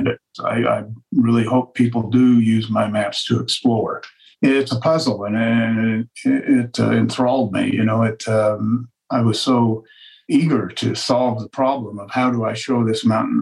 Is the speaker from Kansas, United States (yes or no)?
no; Western Colorado, United States; also born or lived in Denver; I grew up in Western Colorado